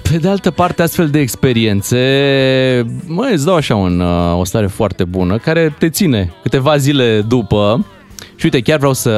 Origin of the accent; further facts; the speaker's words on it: Romania; suntem din România